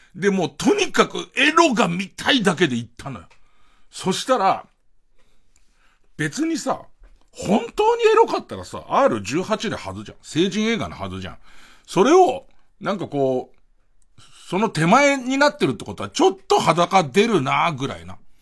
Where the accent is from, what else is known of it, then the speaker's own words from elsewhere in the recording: Tokyo, Japan; もともと荒川区で俺たち生まれ育って